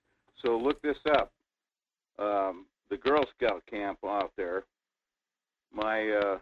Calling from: Fairbanks, Alaska, United States; Hi, … in Fairbanks.

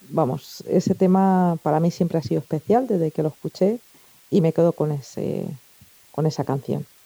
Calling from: Elche, Valencian Community, Spain; Hola Manolo

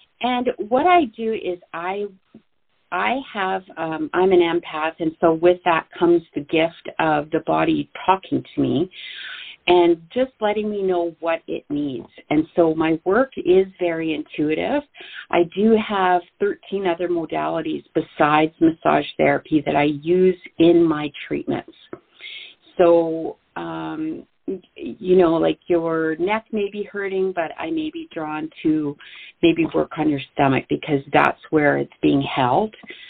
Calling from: Sherwood Park, Alberta, Canada; I'm calling in from Sherwood Park, Alberta today.

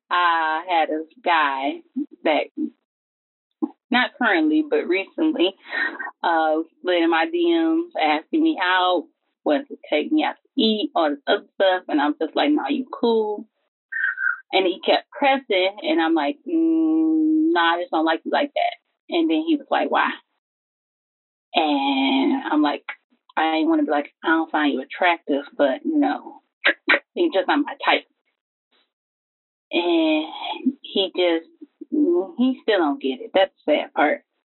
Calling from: Southfield, Michigan, United States; I'm from Southfield, Michigan.

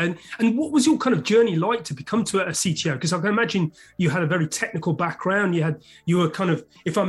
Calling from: London, United Kingdom; I'm speaking from London, UK.

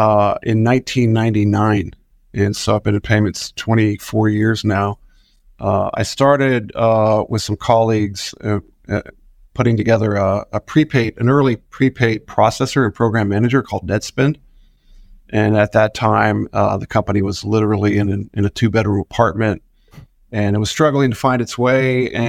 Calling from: Austin, Texas, United States; I'm calling in from Austin, Texas.

